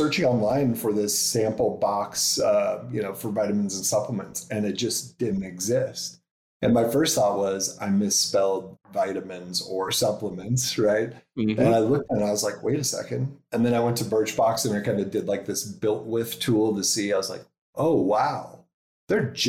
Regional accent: Nebraska, United States; moved away as an adult; also born or lived in New York City / San Francisco; We're from Nebraska, so that's where we started.

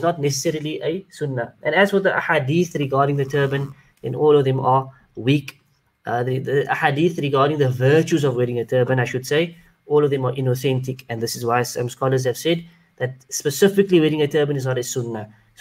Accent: Cape Town, Western Cape, South Africa; I am from South Africa, from Cape Town

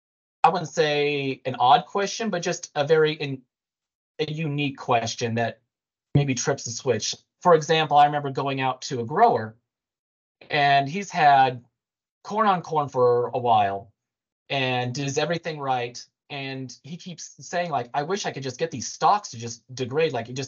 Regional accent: Montana, United States; now in Indiana, United States; I'm from Montana

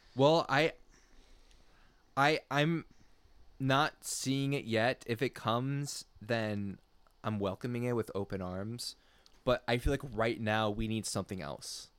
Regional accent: United States; I'm strictly American of French descent

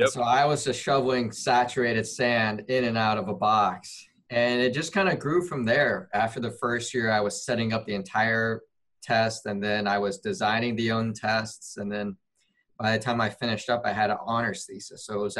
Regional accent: Memphis, Tennessee, United States; So I grew up, born and raised in Memphis, Tennessee.

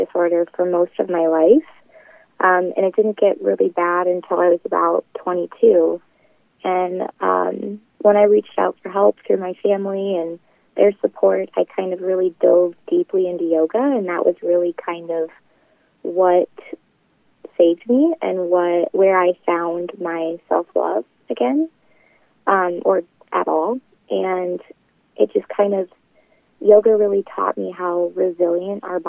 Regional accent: Webster City, Iowa, United States; here in Webster City, Iowa, my hometown

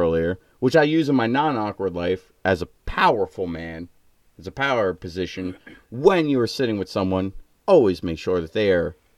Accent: New York, United States; I'm from New York

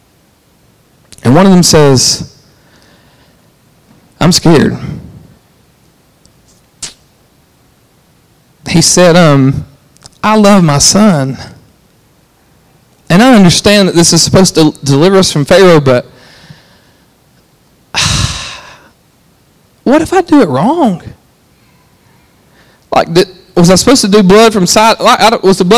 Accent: Alabama, United States; I'm from Alabama

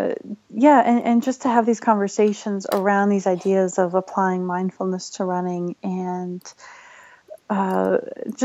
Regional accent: British Columbia, Canada; moved away as an adult; also born or lived in Canmore, Alberta; now in Colorado, United States; I grew up in British Columbia, but I was living and working in Canmore, Alberta.

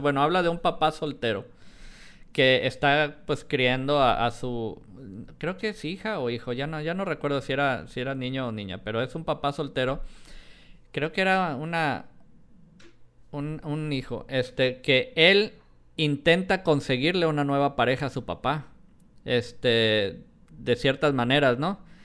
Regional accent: Colima, Mexico; also born or lived in Guadalajara; yo nací en Guadalajara, a pesar que viví muchos años en, Colima

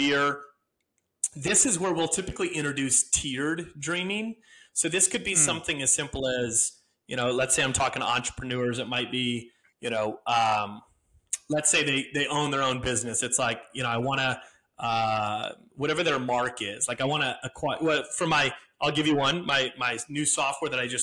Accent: Wisconsin, United States; moved away; I'm from Wisconsin originally

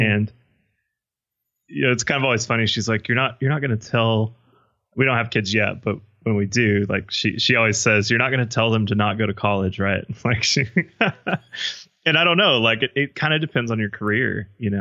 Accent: Midland, Texas, United States; born or raised there

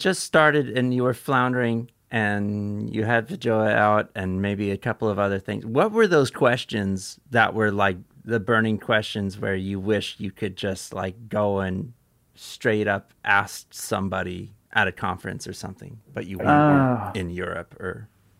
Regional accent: California, United States

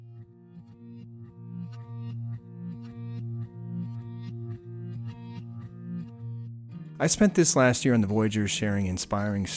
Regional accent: Anchorage, Alaska, United States; my hometown of Anchorage

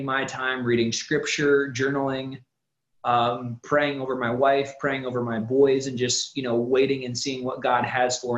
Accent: Ohio, United States; moved away as an adult; now in Tennessee, United States; we're originally from Ohio, so we moved here to Tennessee

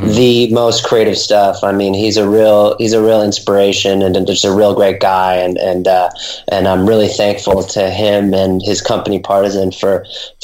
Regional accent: Los Angeles, California, United States; I'm born and raised in Venice

